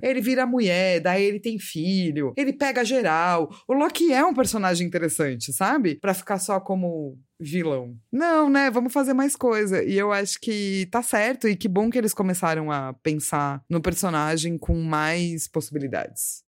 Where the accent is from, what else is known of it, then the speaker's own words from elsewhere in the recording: Brazil; a gente é brasileiro